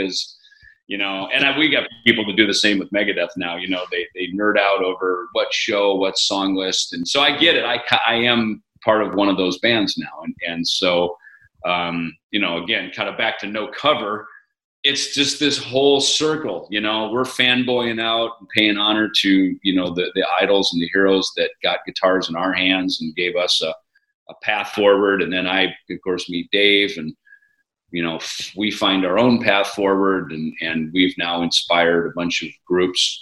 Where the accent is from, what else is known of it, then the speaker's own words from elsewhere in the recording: Minnesota, United States; moved away; also born or lived in Los Angeles; where I grew up in Minnesota